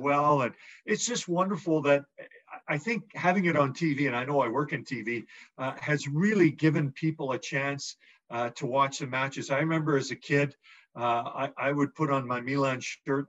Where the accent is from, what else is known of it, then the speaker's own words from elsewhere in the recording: Edmonton, Alberta, Canada; growing up in Edmonton